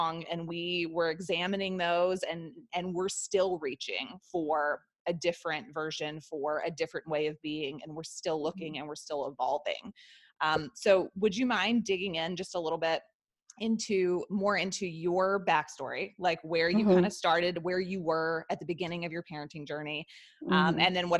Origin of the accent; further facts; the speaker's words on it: the Bible Belt, the South, United States; I was raised homeschooled in the South, in the Bible Belt